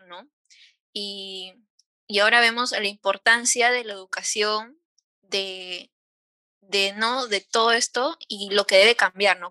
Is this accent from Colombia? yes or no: no; Peru; nosotras las tres somos peruanas